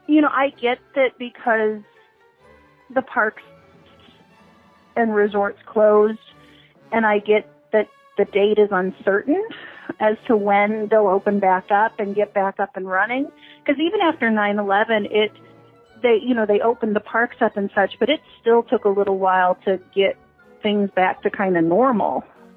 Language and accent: English; Missouri, United States; born or raised there; also born or lived in Florida